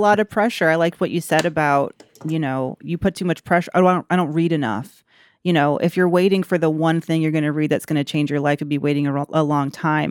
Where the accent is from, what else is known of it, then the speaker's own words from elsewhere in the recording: Atlanta, Georgia, United States; moved away; also born or lived in Greensboro; I'm from Atlanta originally